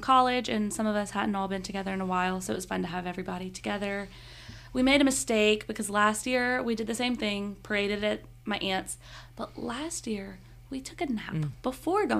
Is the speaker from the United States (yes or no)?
yes; Shreveport, Louisiana, United States; now in Baton Rouge, United States; I'm not from here originally. I'm from Shreveport